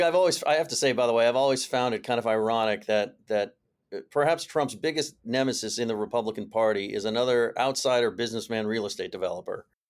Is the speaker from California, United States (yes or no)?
yes; California, United States; I come from California